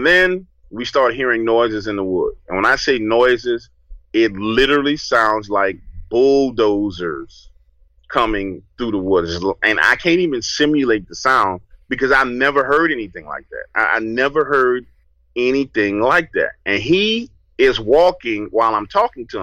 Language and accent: English; New Orleans, Louisiana, United States; I grew up in New Orleans